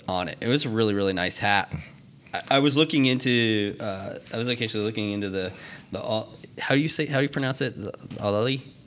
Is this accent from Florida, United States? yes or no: no; Vermont, United States; I grew up in Vermont